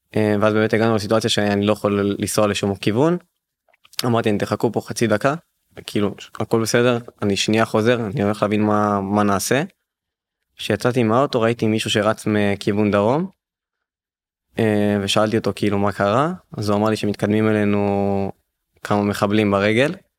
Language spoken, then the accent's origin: Hebrew; Ashdod, Southern District, Israel; אנחנו בסוף תושבי הדרום אנחנו מאשדוד